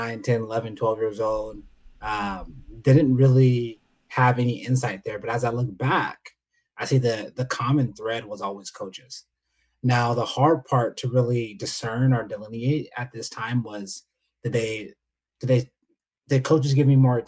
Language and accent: English; San Diego, California, United States; I'm from San Diego